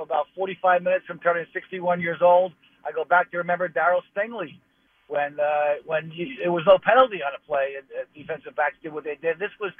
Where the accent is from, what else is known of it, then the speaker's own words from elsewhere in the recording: New Jersey, United States; I'm from the Jersey Shore